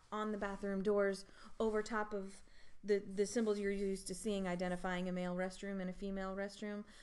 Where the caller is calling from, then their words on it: North Carolina, United States; We're recording from North Carolina.